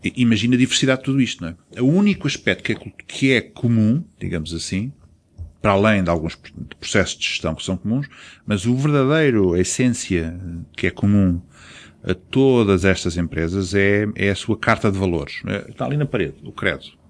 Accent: Angola; now in Portugal; eu próprio sinto-me africano, nasci em Angola

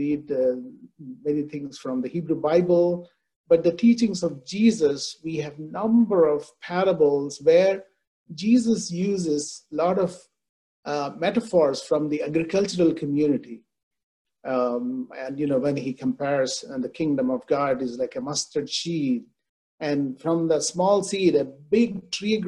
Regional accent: India; I grew up in India

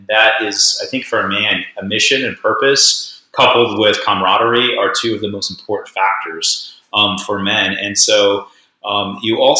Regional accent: Papua New Guinea; I grew up, I was born in Papua New Guinea and raised my whole life there.

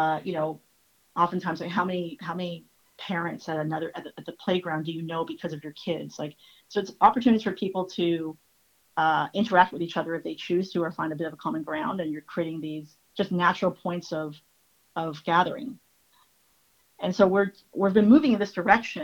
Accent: Toronto, Ontario, Canada; I was born in Toronto and I lived here all my life

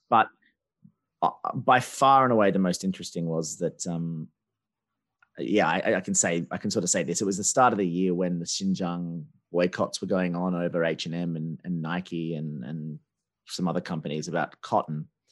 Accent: Australia; also born or lived in China; now in United Kingdom; I'm Australian, I live in Britain

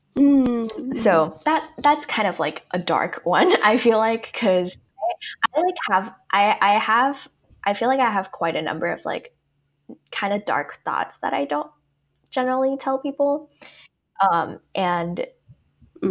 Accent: Hong Kong; me growing up in Hong Kong, and it's a very competitive academic environment.

